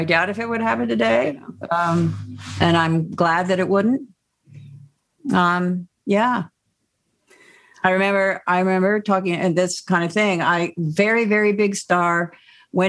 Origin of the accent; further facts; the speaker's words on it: Connecticut, United States; I'm from Connecticut